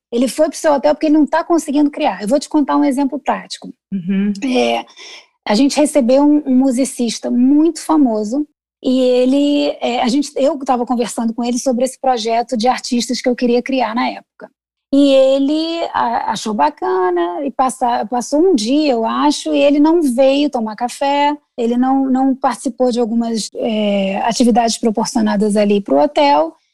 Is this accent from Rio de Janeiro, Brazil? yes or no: yes; Rio de Janeiro, Brazil; moved away as an adult; also born or lived in New York, United States / India / Dubai / Italy; now in Chicago, United States; nasci no Rio de Janeiro e pratiquei advocacia por muitos anos